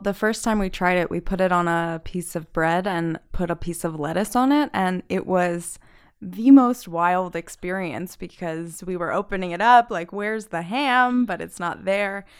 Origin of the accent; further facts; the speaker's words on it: New Jersey, United States; moved away; I'm from New Jersey, and when I ship to my family in New Jersey